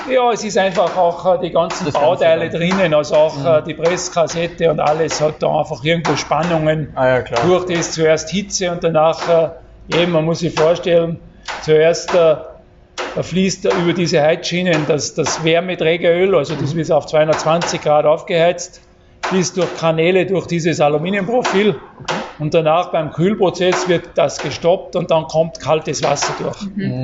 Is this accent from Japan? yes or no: no; Wagrain, Salzburg, Austria; Ja, ich komme aus, aus Salzburg, also Sportwelt Amadee, also Wagrain.